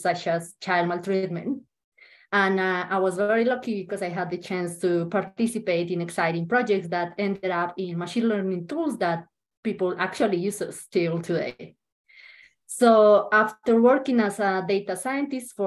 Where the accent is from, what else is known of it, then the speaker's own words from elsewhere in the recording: Colombia; moved away as an adult; now in New Zealand; I lived in my home country in Colombia